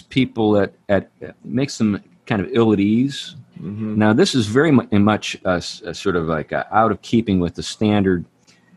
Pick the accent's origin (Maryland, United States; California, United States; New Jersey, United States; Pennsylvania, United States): Pennsylvania, United States; Western; I'm from Western Pennsylvania